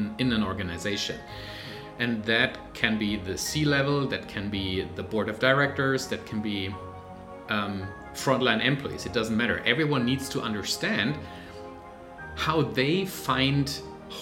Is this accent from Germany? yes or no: yes; Germany; moved away as an adult; now in Vancouver, Canada; I am originally from Germany, live with my family now in Canada, in Vancouver